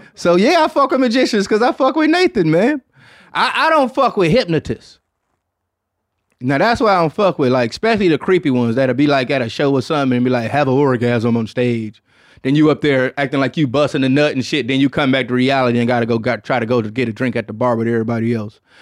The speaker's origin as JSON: {"language": "English", "town": "Detroit", "region": "Michigan", "country": "United States", "tie": "born or raised there", "said": "So shouts out to my hometown"}